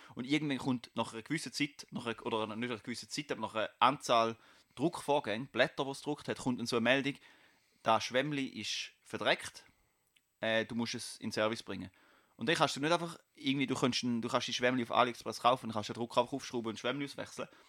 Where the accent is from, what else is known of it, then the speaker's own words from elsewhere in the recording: Basel, Basel-Stadt, Switzerland; ich komme aus Kleibasel